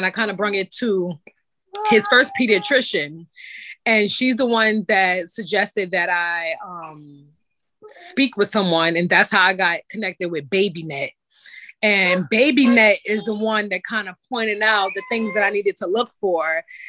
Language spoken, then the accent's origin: English; New York, United States; I'm from New York